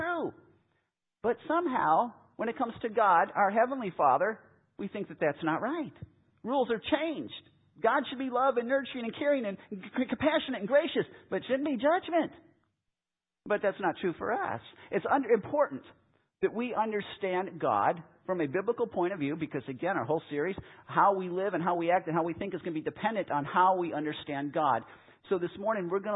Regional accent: Chicago, Illinois, United States; moved away; I grew up in Chicago

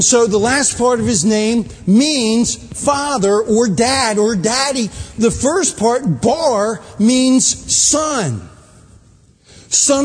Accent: Baltimore, Maryland, United States; moved away; I grew up in Baltimore

